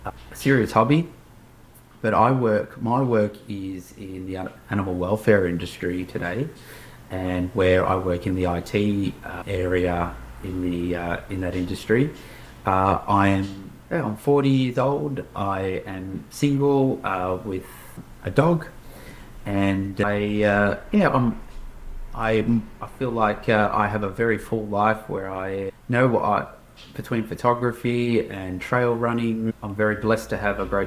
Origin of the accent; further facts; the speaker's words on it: Melbourne, Victoria, Australia; also born or lived in Portugal; I was originally born in Portugal, and I immigrated to Australia at the age of 3. And so I grew up in Australia